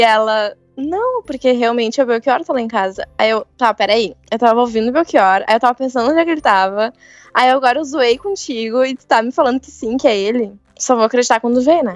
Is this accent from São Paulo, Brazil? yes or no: no; Santa Cruz do Sul, Rio Grande do Sul, Brazil; eu nasci e cresci em Santa Cruz do Sul, que é interior